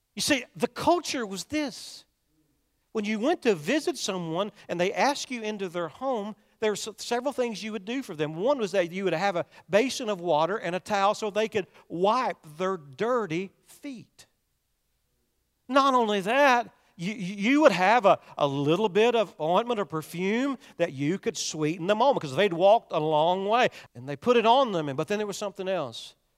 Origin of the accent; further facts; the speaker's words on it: Kentucky, United States; I'm from Kentucky